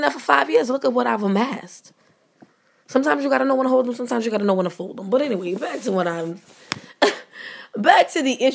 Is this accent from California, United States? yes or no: no; New Orleans, Louisiana, United States; I'm from New Orleans